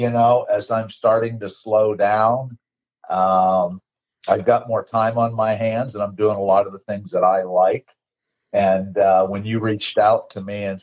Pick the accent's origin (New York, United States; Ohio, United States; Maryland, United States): Ohio, United States; Warren; also born or lived in Youngstown, Ohio / Bristolville, Ohio / Howland, Ohio; moved the next town over when I was too young to remember, to Warren, Ohio